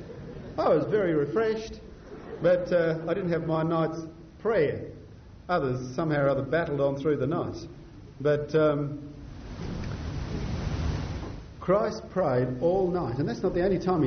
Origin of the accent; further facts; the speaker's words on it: Scotland, United Kingdom; now in Adelaide, Australia; being a Scotsman